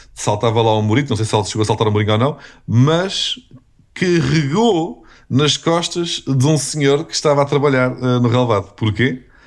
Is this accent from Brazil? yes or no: no; Portugal; eu sou português